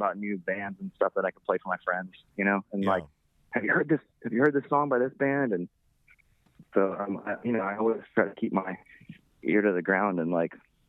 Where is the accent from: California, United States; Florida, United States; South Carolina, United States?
Florida, United States; also born or lived in New Jersey; I grew up in Florida, and Florida sucks